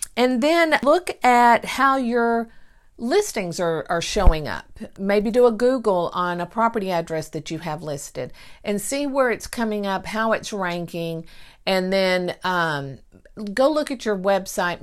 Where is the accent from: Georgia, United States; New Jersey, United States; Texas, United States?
Texas, United States; Mineola; born or raised there